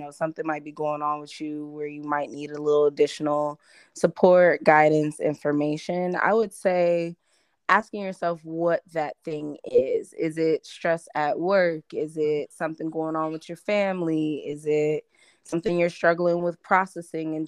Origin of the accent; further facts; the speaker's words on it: Champaign, Illinois, United States; moved away as an adult; also born or lived in Detroit, Michigan; now in Maryland, United States; I was raised in Champaign-Urbana.